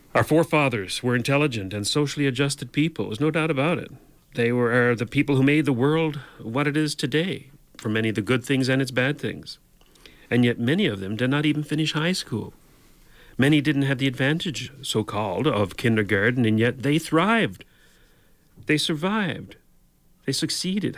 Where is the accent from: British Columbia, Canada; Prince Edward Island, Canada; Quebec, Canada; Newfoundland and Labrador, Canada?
Newfoundland and Labrador, Canada; now in Ontario, Canada; I grew up in Newfoundland